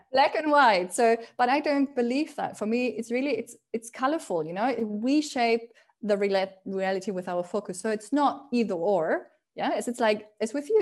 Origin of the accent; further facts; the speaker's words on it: Spain; moved away; also born or lived in Germany; when I grew up in Spain